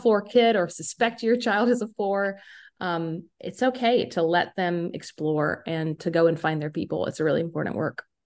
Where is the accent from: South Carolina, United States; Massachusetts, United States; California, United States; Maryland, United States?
South Carolina, United States; moved away as an adult; also born or lived in Chicago; now in Michigan, United States; I am originally from South Carolina